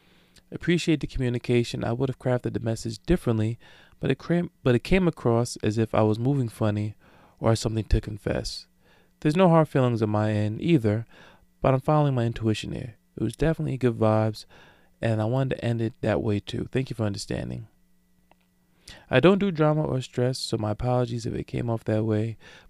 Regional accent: Brooklyn, New York, United States; Now, I don't know about y'all, but I'm from Brooklyn, and that text tone was a little bit out of pocket for me

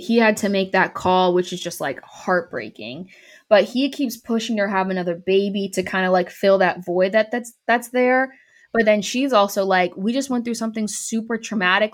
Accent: Bay Area, California, United States; moved away as an adult; also born or lived in North Carolina; where I grew up in the Bay Area, the, like, Oakland Port is really big, but I live on the other, I lived on the other side of the bay

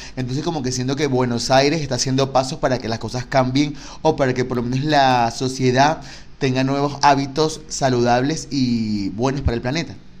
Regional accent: Caracas, Capital District, Venezuela; moved away; yo soy caraqueño

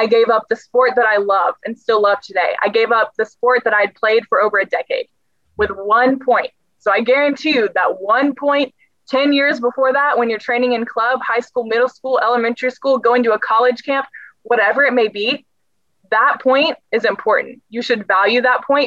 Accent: the South, United States; I'm also from the South. And so I'm very big on these like little acts of kindness because we're so big on Southern hospitality.

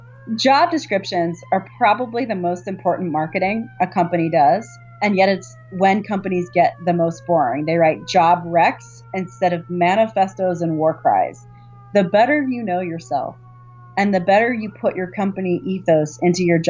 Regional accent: Virginia, United States; I grew up in Virginia

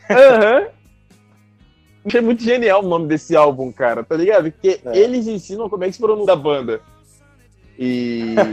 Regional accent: Rio de Janeiro, Brazil; sou do Brasil, sou carioca.

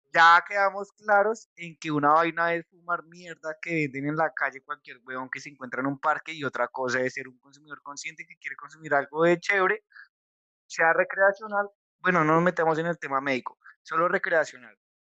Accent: Colombia; somos de Colombia

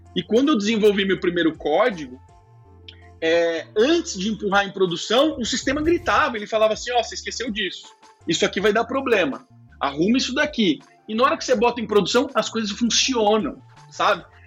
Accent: Brazil; como brasileiro

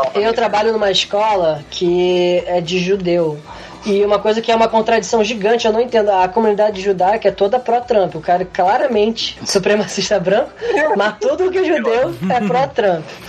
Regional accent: Brazil; moved away; ser brasileiro no exterior é isso aí

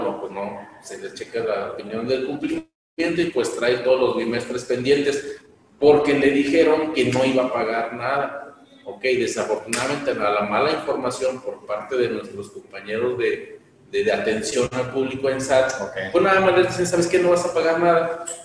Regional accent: Mexico; como mexicanos

